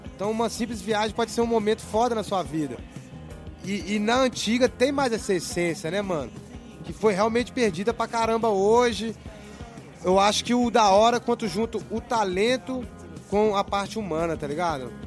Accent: Minas Gerais, Brazil; now in Barcelona, Spain; Pelo menos lá na minha cidade era assim

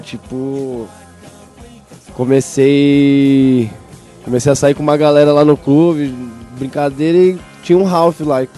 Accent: Santo André, São Paulo, Brazil; also born or lived in São Bernardo do Campo; Nasci em São Bernardo, mas morei depois em Santo André com a família ali

